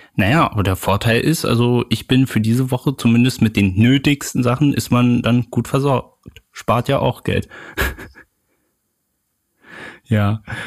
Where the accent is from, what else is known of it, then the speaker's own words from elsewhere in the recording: Berlin, Germany; als Berliner, also als gebürtiger Berliner